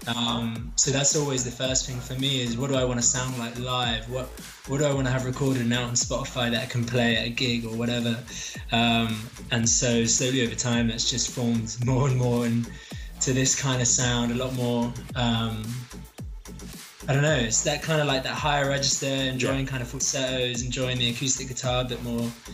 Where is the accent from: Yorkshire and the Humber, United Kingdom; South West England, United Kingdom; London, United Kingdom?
London, United Kingdom; moved away as an adult; now in Sheffield, United Kingdom; I'm I'm based in Sheffield. I'm actually from South London.